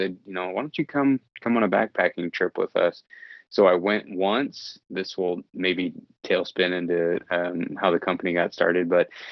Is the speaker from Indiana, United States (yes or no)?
yes; Indiana, United States; moved away as an adult; now in Idaho, United States; I grew up in the Midwest just next to you in Indiana.